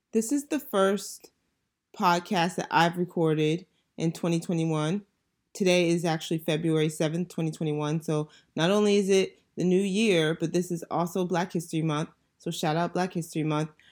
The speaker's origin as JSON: {"language": "English", "region": "Northern Virginia", "country": "United States", "tie": "born or raised there", "moved": "as an adult", "lives_now": "Washington, D.C., United States", "said": "I grew up in Northern Virginia and I currently live in D C"}